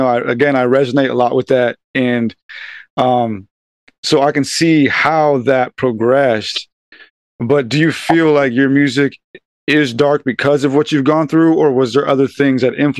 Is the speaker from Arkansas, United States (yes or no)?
no; Southern California, United States; now in San Diego, United States; I'm from Southern California. I'm out here in San Diego.